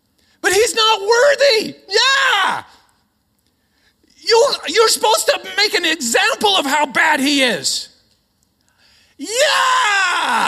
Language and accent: English; Australia; Now, I'm Aussie. I just sound Canadian.